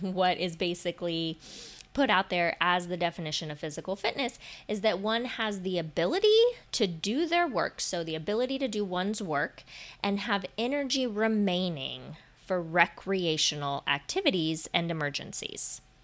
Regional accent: Florida, United States; moved away; I grew up in Florida.

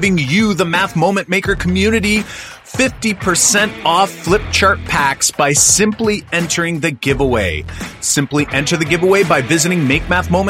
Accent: Canada; from Canada, like John and I are

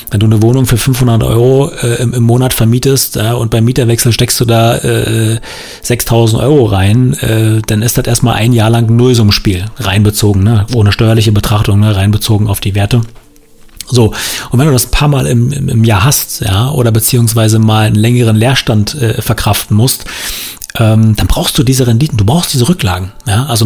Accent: Saxony, Germany; born there; Aber ich will ähm, als gebürtiger Sachse auch mal eine Lanze für den Osten brechen.

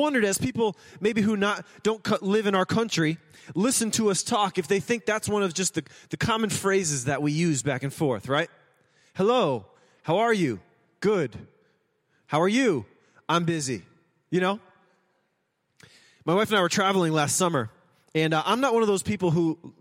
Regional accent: United States; we are Americans

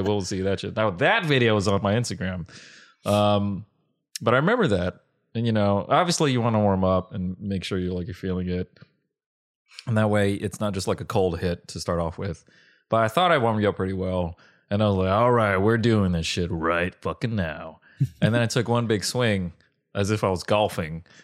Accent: Long Beach, California, United States; I grew up in Long Beach

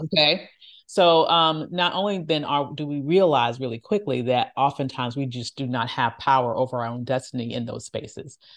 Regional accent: the Jim Crow South, Virginia, United States; my parents always told me the stories of what they experienced, uh, growing up in the Jim Crow South and us still living in that area

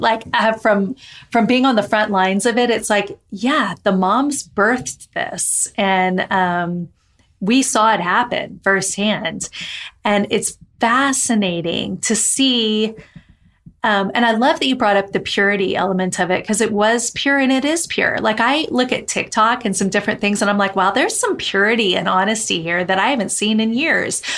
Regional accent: Texas, United States; I'm in from Texas

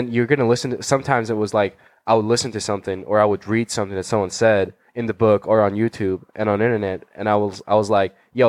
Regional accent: Georgia; moved away as an adult; now in Los Angeles, United States; I'm from Republic of Georgia. Not the state of Georgia. The country in Eastern Europe.

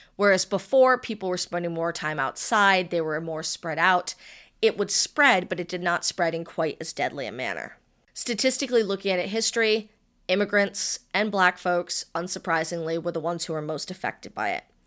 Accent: Rhode Island, United States; my hometown

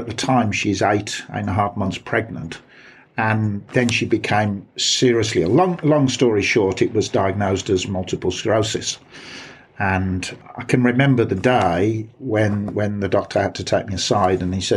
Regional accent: Birmingham, West Midlands, United Kingdom; accent: Brummy; moved away as an adult; also born or lived in West Country; now in Bath, United Kingdom; my accent is not classic Black Country, so I it's not like people in Dudley, but it's pretty Brummy.

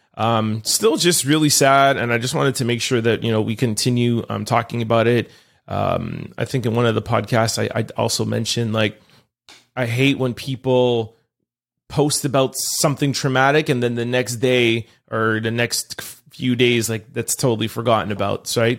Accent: Montreal, Quebec, Canada; I'm from Montreal

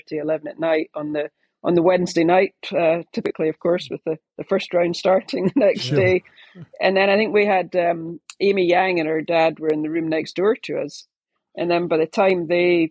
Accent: United Kingdom; being British

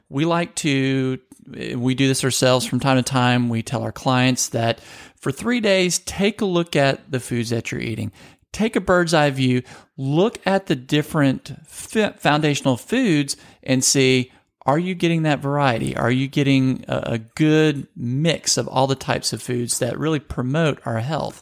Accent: Louisiana, United States; I grew up in Louisiana

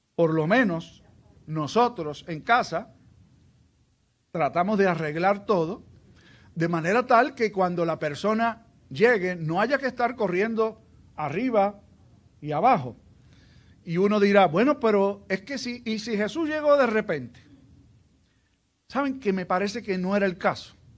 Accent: Aguadilla, Puerto Rico; Cuando yo me criaba, en el lugar donde yo me crié, allá en, en Aguadilla

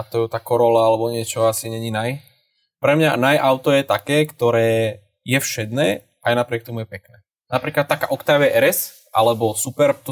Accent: Dubnica nad Váhom, Trenčín Region, Slovakia; keďže som z Dubnice, čo už není zrovna za rohom od Bratislavy

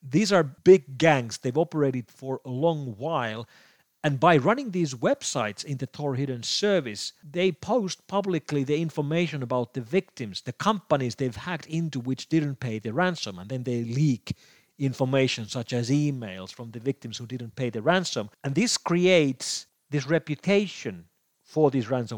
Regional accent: Finland; here in my home country of Finland

